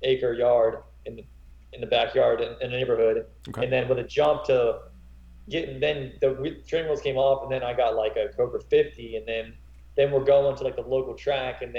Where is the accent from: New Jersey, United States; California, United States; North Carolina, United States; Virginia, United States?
North Carolina, United States; Graham; also born or lived in Florida / Elon, North Carolina; I grew up in Graham, North Carolina. Went to school and everything.